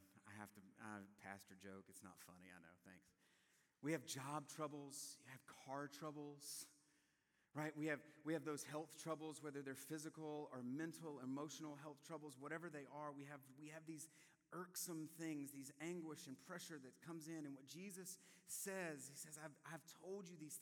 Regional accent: South Louisiana, United States; moved away; I'm from South Louisiana

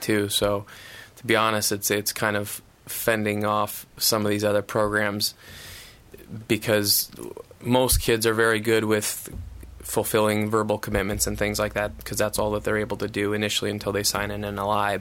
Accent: Iowa, United States; I grew up in Iowa

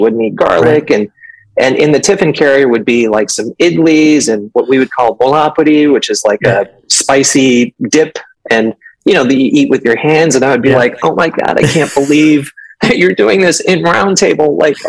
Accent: Hayward, California, United States; So I grew up in Hayward, about 9 miles south of Oakland here in the Bay Area. And my dad came here in 1967, immigrated here from India to study at Berkeley, and ended up deciding to stay

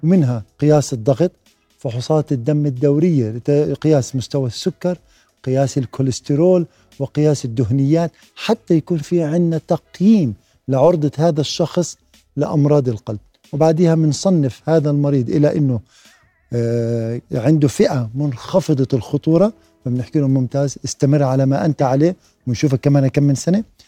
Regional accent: Jordan; عندنا في الأردن

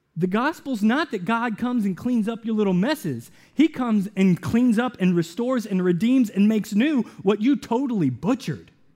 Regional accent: the South, United States; I grew up in the South

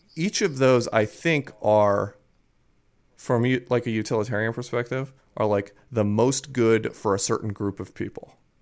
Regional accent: Baltimore, Maryland, United States; I'm from Baltimore, uh, a city which is notorious for the Stop Snitching campaign

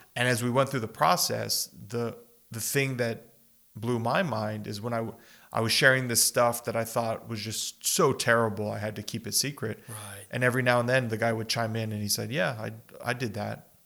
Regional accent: El Paso and Las Cruces, Southwest, United States; just growing up in the Southwest here, we've talked about this growing up yeah. in El Paso and Las Cruces

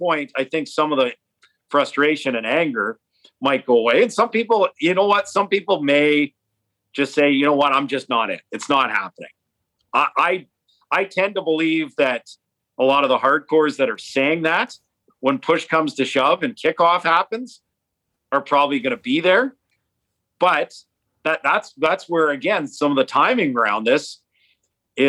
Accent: Edmonton, Alberta, Canada; I grew up in Edmonton

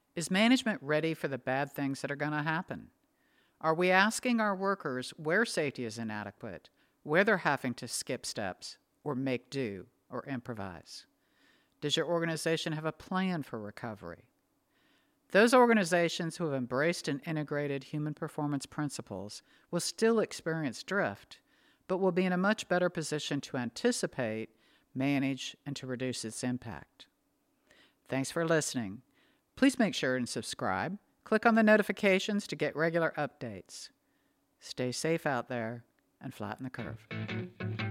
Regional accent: Northwest, United States; now in the South, United States; Growing up in the Northwest, we always had stocked pantries and freezers.

